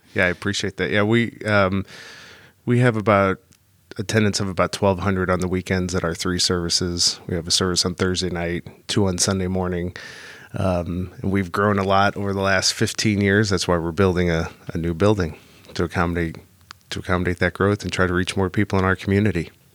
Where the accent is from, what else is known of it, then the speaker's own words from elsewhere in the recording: St. Louis, Missouri, United States; I was raised Catholic here in Saint Louis